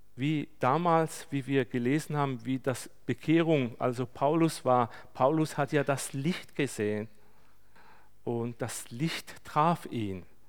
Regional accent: Turkey; bei uns in der Türkei

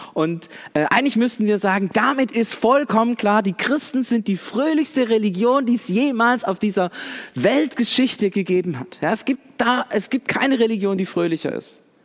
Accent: Swabia, Baden-Württemberg, Germany; wir sind Deutsche oder sogar Schwaben

